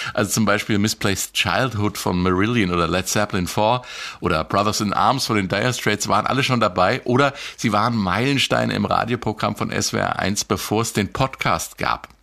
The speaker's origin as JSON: {"language": "German", "town": "Marburg", "region": "Hesse", "country": "Germany", "tie": "born or raised there", "said": "in meiner Heimatstadt Marburg"}